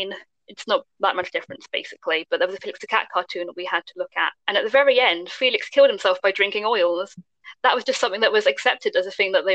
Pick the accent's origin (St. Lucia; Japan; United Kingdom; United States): United Kingdom; as a British person